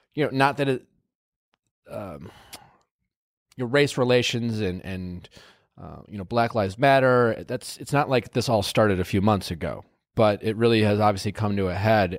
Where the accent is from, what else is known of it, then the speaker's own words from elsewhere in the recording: Wisconsin, United States; I told you I grew up in Wisconsin